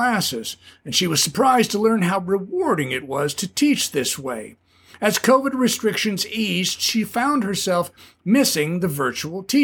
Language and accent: English; Southern California, United States; also born or lived in Ventura, California; a Southern California beach bum raised in the 60s